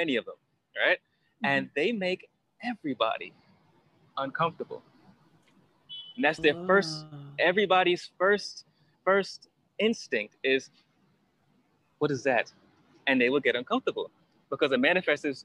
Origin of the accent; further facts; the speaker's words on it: New York City, New York, United States; moved away as an adult; also born or lived in Berlin / Australia; I grew up in Brooklyn, New York. I don't know if I said that, that's where I'm from Brooklyn, New York.